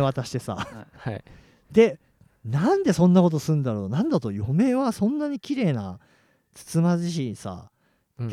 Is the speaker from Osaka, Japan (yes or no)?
no; Chiba, Japan; 俺千葉人だから